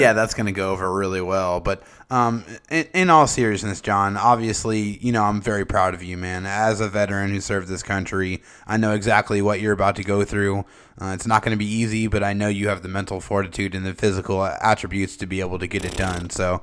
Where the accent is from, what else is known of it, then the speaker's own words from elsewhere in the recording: San Diego, California, United States; we are all from San Diego